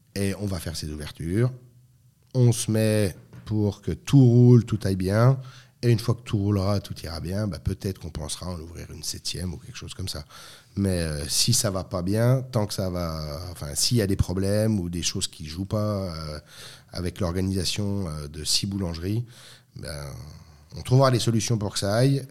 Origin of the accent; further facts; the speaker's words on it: France; moved away as an adult; also born or lived in Lorraine; now in Switzerland; je suis français, donc je suis pas suisse